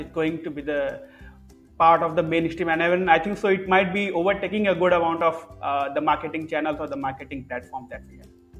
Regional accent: India; Being an Indian

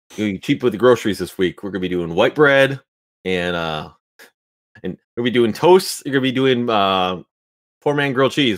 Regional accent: Wisconsin, United States; I'm from Wisconsin

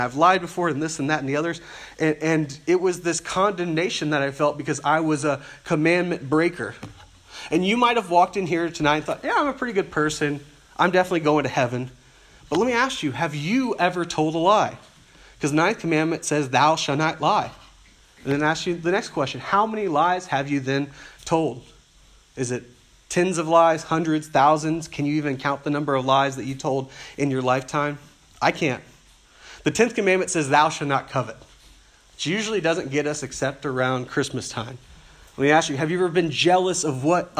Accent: South Louisiana, United States; I grew up in South Louisiana, where the public schools were terrible

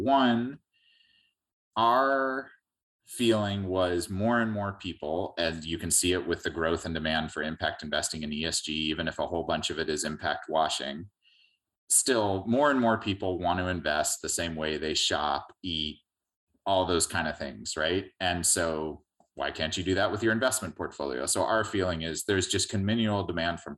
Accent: San Diego, California, United States; our community in San Diego, my hometown

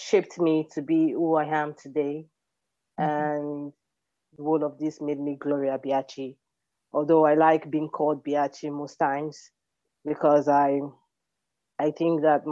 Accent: Lagos, Nigeria; also born or lived in Delta State, Nigeria (ancestral home) / Togo / Benin; now in Burkina Faso; I was born in Lagos State, Ajegunle to be precise. But home for me is Delta State

